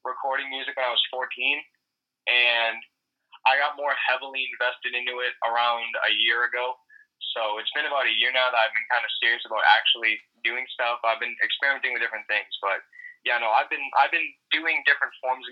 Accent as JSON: {"language": "English", "town": "Toronto", "region": "Ontario", "country": "Canada", "tie": "born or raised there", "also_born_or_lived": "Tyumen, Russia", "said": "I ended up moving to Toronto, Canada from there, and I've lived here ever since then, so I've grown up here and kind of adapted to that culture."}